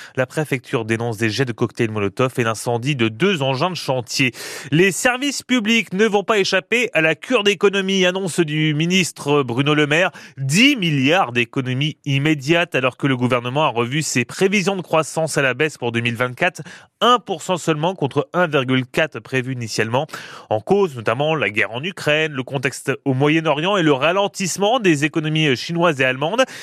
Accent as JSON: {"language": "French", "area": "Picardy", "region": "Hauts-de-France", "country": "France", "said": "chez nous en Picardie"}